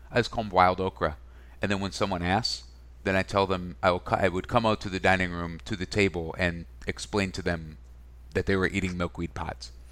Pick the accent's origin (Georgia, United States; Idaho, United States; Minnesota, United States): Minnesota, United States; also born or lived in Wisconsin; I was born in Wisconsin. I grew up in Minnesota